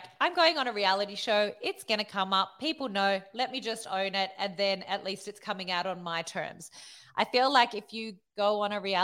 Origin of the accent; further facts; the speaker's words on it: Australia; I'm Australian